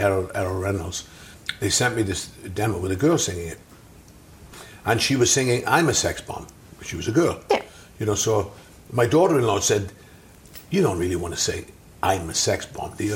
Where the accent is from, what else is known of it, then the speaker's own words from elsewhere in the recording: South Wales, United Kingdom; I grew up in South Wales